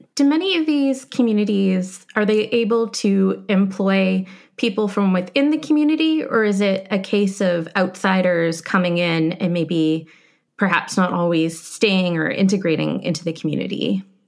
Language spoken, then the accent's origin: English; Canada; moved away as an adult; now in United States; I'm a Canadian coming to America